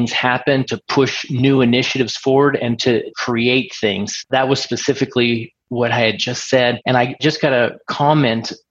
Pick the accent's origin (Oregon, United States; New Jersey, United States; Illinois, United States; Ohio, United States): Oregon, United States; Portland; moved away as an adult; now in Pennsylvania, United States; I'm from Portland, Oregon, and have since moved to Pennsylvania. I moved out to Pennsylvania in 2000 after I got out of the military